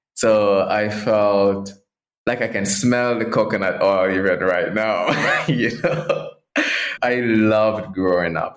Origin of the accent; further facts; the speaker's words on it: Portland, Jamaica; I grew up in Jamaica in the islands and rural Jamaica, a parish called Portland